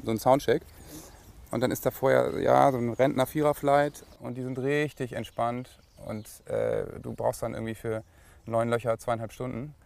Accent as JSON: {"language": "German", "region": "Lower Saxony", "country": "Germany", "said": "bei uns in Niedersachsen"}